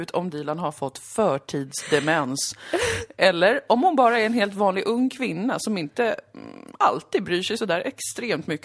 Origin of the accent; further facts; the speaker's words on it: Dalarna County, Sweden; accent: dalmål; jag vet inte ens min egen dialekt. Nej, det är någon form av dalmål.